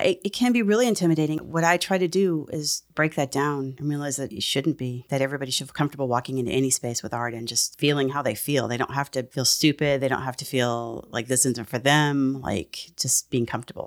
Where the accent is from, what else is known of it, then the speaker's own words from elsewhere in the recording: San Antonio, Texas, United States; I grew up in San Antonio, Texas